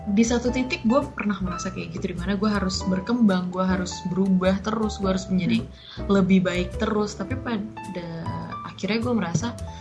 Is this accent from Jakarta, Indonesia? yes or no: yes; Jakarta, Indonesia; lahir besar di Jakarta mm-hmm. uh, di pinggir di Cibubur ya, gue ya. lahir di Menteng terus um, tinggal gue di Cibubur dari gue kecil